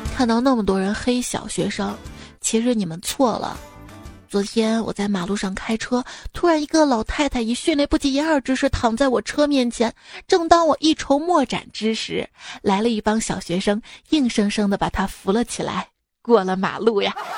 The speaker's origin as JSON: {"language": "Chinese", "town": "Ningbo", "region": "Zhejiang", "country": "China", "tie": "born or raised there", "said": "我老家宁波的嘛"}